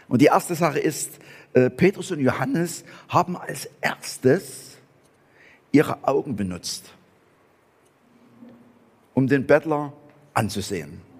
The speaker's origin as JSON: {"language": "German", "region": "Saxony", "country": "Germany", "accent": "Saxon", "said": "ich spreche Sächsisch, aber ich werde auf Angelsächsisch übersetzt."}